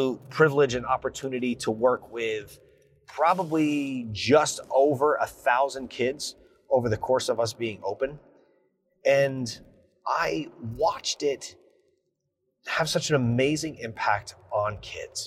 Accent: New Jersey, United States; I am from New Jersey. I still live in New Jersey

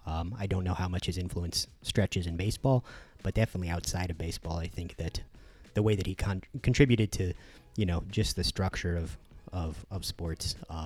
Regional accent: Indiana, United States; moved away; also born or lived in Eugene, Oregon; growing up in Indiana near Purdue

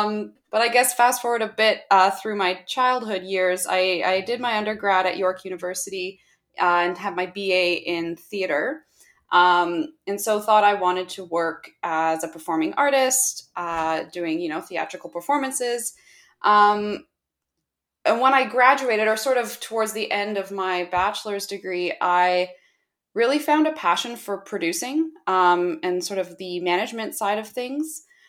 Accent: Toronto, Ontario, Canada; I'm from Toronto, Canada, and I'm currently pursuing my MBA at the Schulich School of Business at York University in Toronto.

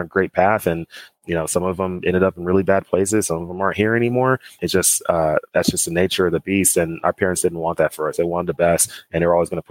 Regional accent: Dallas, Texas, United States; growing up in Dallas

